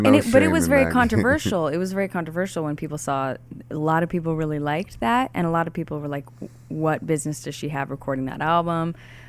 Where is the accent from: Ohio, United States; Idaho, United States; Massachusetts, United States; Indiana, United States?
Idaho, United States; Pocatello; also born or lived in Boise; I was born in Boise and I was raised in Pocatello.